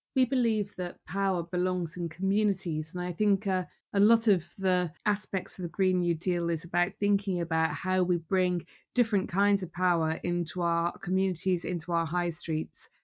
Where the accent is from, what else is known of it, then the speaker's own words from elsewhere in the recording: Newport, Wales, United Kingdom; where I'm from in Newport, we are proud of our industrial heritage.